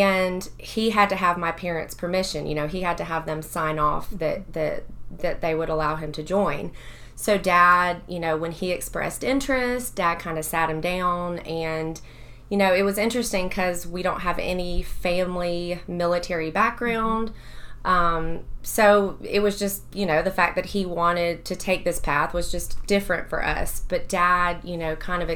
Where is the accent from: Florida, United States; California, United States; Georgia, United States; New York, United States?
Georgia, United States; Athens; I grew up here in Athens, lived here my whole life.